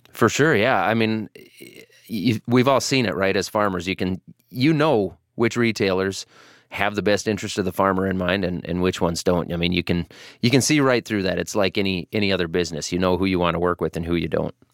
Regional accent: Iowa, United States; I'm from Iowa.

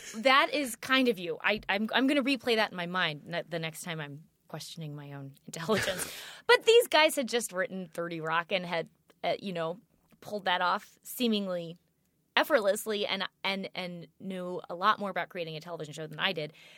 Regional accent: St. Louis, Missouri, United States; moved away as an adult; also born or lived in New York; I grew up in St. Louis

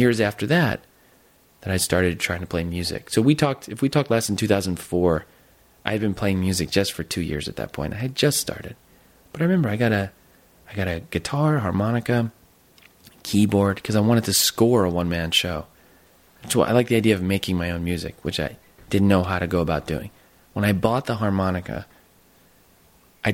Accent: Jersey Shore, New Jersey, United States; moved away as an adult; I went to this public school. I'm from Jersey Shore

